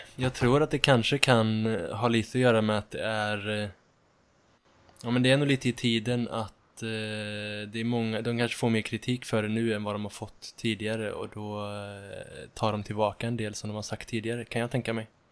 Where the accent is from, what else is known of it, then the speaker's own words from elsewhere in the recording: Ulricehamn, Västra Götaland, Sweden; moved away as an adult; now in Uppsala, Sweden; jag kommer från Ulricehamn från början och har nyss flyttat till Uppsala